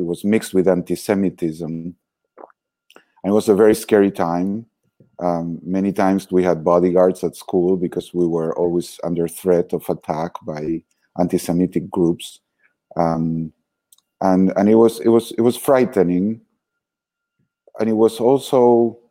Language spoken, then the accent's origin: English; Argentina; moved away; But I was born in Argentina, very happy childhood, very relaxed